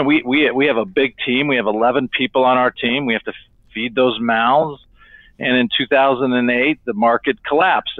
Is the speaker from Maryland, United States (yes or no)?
no; Sierra Vista, Arizona, United States; moved away as an adult; now in Phoenix, United States; I'm from Sierra Vista, Arizona, which is in southern Arizona, about 15 minutes from the Mexico border